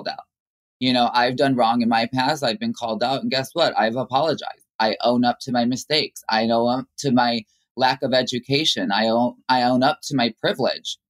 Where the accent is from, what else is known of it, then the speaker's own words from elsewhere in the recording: Chicago, Illinois, United States; growing up in the Latin community in Chicago